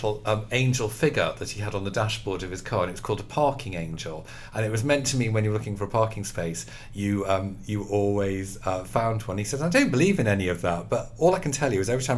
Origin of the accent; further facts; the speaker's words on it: the Wirral, North West England, United Kingdom; I grew up as a Catholic. Actually, on the Wirral